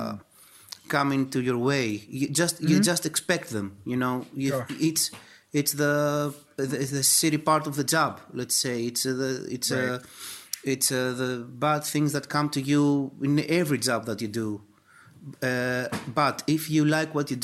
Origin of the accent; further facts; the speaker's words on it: Greece; we are from Greece